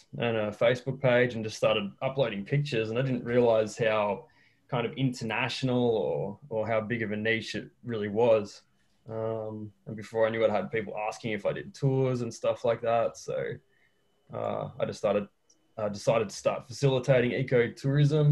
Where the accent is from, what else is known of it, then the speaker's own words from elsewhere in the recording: Australia; now in Chile; I'm an Australian who's living in Chile.